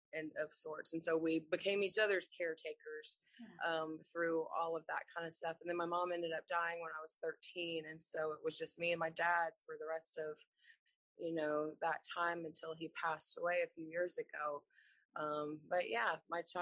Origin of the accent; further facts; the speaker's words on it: Atlanta, Georgia, United States; I grew up in Atlanta, Georgia